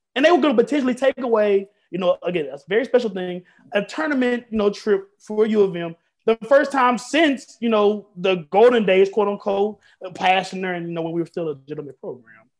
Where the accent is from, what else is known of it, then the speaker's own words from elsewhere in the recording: Memphis, Tennessee, United States; I am from Memphis, Tennessee